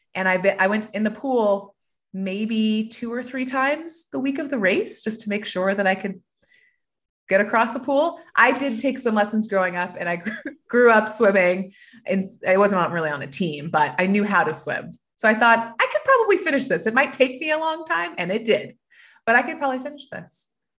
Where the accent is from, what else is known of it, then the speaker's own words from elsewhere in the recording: Georgia, United States; born there; also born or lived in Atlanta, United States; I am, actually. Technically, I was born in Georgia, but I've moved 13 times. So spent more time away from Georgia now than I spent in Georgia. But I was born in Georgia on Martin Army Base